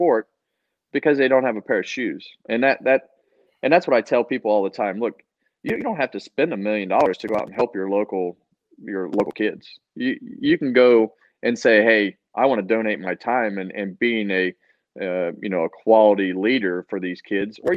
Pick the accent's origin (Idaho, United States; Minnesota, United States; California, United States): California, United States; Bakersfield; moved away; my hometown in Bakersfield